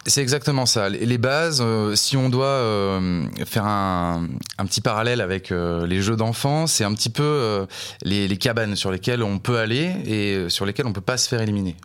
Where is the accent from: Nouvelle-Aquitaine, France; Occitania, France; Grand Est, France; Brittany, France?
Nouvelle-Aquitaine, France; La Rochelle; born or raised there; moved away as an adult; also born or lived in Montpellier